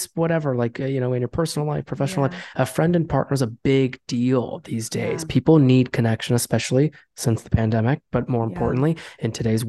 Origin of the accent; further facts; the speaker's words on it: New York, United States; we're from New York.